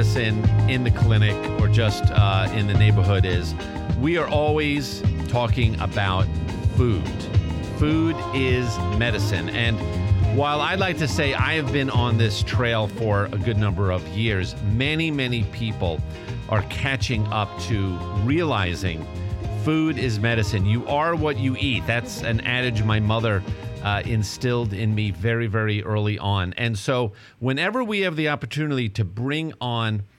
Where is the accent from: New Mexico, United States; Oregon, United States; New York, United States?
New York, United States; Long Island; accent: Long Island; two Long Island guys here. Our accents can get a little out of hand quickly